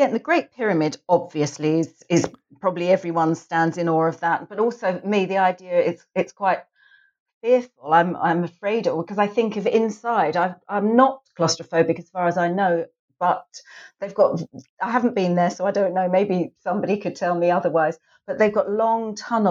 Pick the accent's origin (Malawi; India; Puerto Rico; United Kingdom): United Kingdom; England; and I suppose it's because I'm English, is the Palace of Westminster